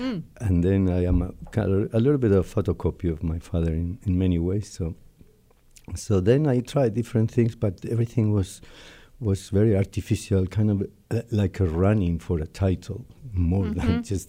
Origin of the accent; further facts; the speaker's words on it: Madrid, Community of Madrid, Spain; born there; Yeah. I was born in Spain, Madrid, in 1949.